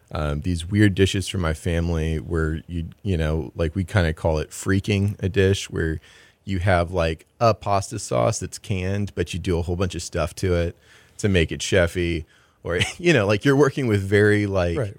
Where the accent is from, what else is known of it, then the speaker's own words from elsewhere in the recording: San Antonio, Texas, United States; also born or lived in Madison; now in Houston, United States; I'm from San Antonio, and we just made a home here.